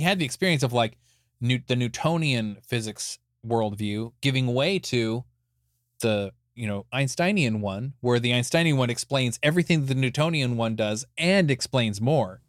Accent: Escondido, California, United States; I was born in Escondido, California in 1974

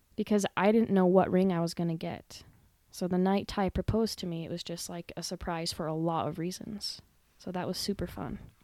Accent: Gillette, Wyoming, United States; I was born and raised right here in Gillette, Wyoming

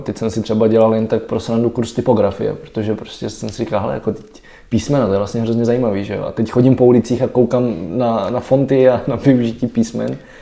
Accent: Czechia; mám kořeny v Čechách

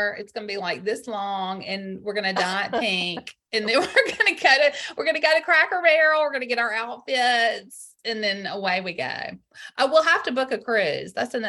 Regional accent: Greenville, Mississippi, United States; I grew up in Greenville, Mississippi, in the Delta on the Mississippi River.

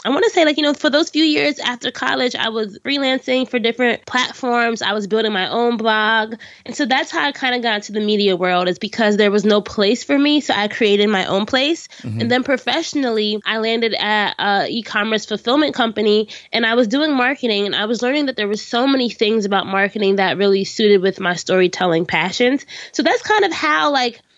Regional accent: Orange, New Jersey, United States; my hometown of Orange, New Jersey

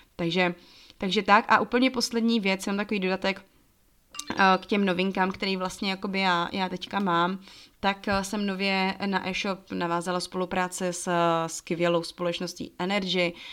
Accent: Czechia; moved away as an adult; also born or lived in Togo; já se furt považuji za Češku, která do Afriky jela

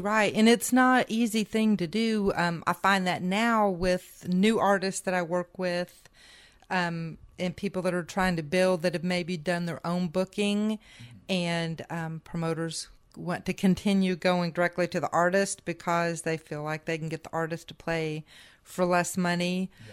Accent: Indiana, United States; moved away; also born or lived in Michigan / Nashville; growing up in Indiana

